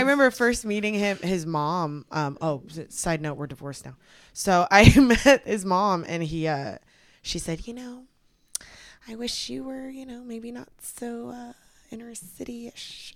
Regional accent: the Bay Area, California, United States; also born or lived in Texas; Growing up in the Bay Area it was mostly like Hispanics

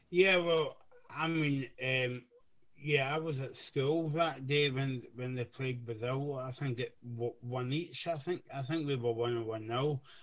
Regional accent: Scotland, United Kingdom; We're, we're from Scotland

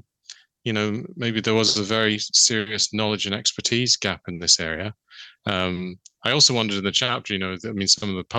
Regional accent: London, United Kingdom; moved away as an adult; now in Northern Ireland, United Kingdom; I grew up in London, but I've been here, it's getting close to 40 years

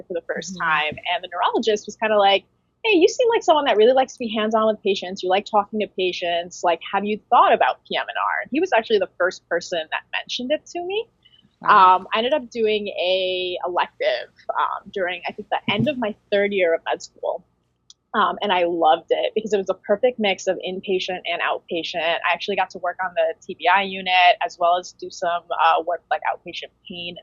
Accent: Connecticut, United States; also born or lived in New York; I am pretty much born and raised in Connecticut.

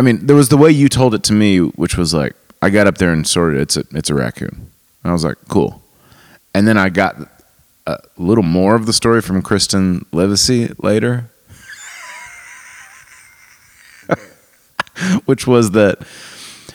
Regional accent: Tennessee, United States

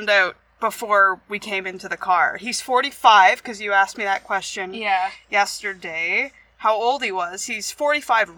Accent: Oshawa, Ontario, Canada; in Oshawa, which is my hometown

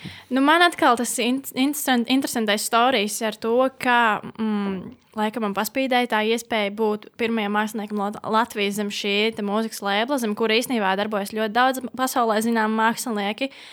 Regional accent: Latvia; Esmu dzimusi Latvijā

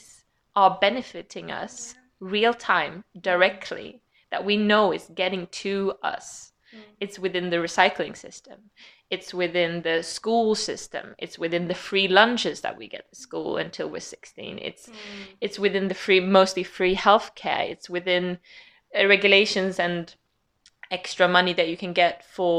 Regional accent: Sweden; accent: Swedish; English is a second language; moved away as an adult; also born or lived in Leeds; where I've come from growing up in Sweden, until I moved out of Sweden

